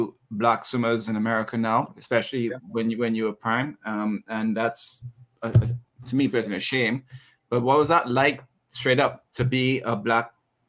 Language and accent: English; Trinidad & Tobago; I'm from Trinidad and Tobago